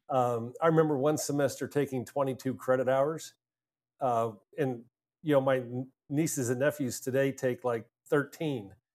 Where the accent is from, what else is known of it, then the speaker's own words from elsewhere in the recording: Altoona, Pennsylvania, United States; I grew up in a small town in Pennsylvania, a place called Altoona